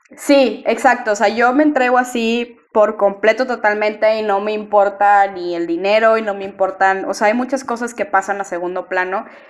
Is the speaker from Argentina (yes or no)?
no; Monterrey, Nuevo León, Mexico; yo soy de Monterrey